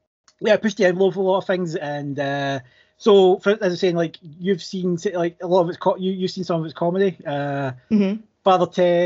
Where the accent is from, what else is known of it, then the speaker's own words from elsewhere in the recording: Scotland, United Kingdom; I'm, as you might be able to tell, I'm Scottish, and I was apparently the first international guest.